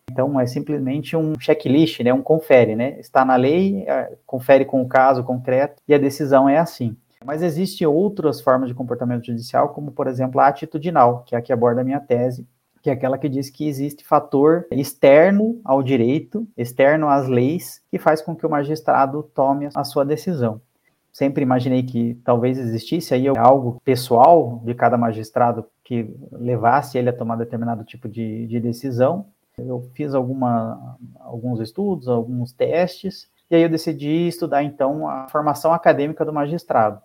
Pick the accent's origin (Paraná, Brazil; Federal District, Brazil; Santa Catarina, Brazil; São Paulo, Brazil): Paraná, Brazil; Curitiba; Eu sou aqui de Curitiba